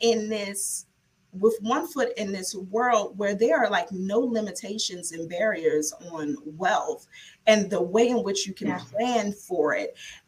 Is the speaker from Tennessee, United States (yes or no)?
no; New York City, New York, United States; moved away as an adult; also born or lived in Pennsylvania / Maryland; born and raised in the South Bronx, went to Lincoln University, the first HBCU, moved to Maryland to go to law school